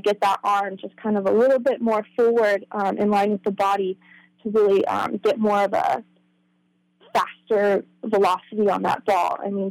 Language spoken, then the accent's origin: English; Newburgh, United States; I rode for the Newburgh High School equestrian team.